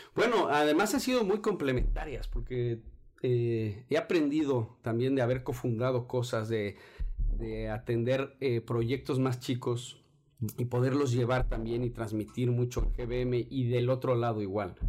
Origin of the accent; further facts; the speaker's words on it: Mexico City, Mexico; soy de la Ciudad de México. Eh, toda mi vida he vivido ahí, fuera de que alguno que otro año fuera.